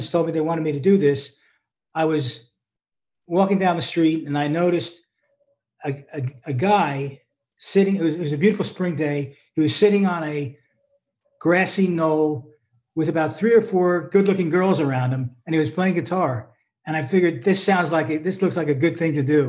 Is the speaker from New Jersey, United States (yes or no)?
yes; New Jersey, United States; I grew up in New Jersey.